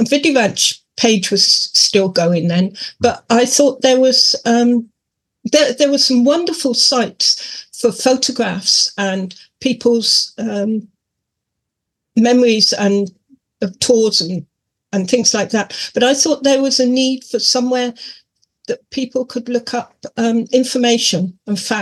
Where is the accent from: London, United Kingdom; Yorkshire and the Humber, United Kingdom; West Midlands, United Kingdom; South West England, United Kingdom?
South West England, United Kingdom; Cornwall; he actually played in my hometown